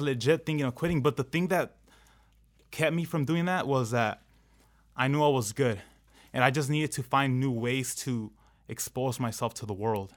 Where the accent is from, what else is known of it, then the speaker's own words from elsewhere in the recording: Anaheim, California, United States; I grew up in Anaheim